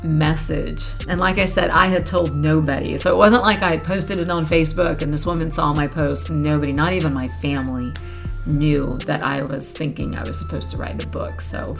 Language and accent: English; Florida, United States; I born and raised in Florida, I've never traveled, never been anywhere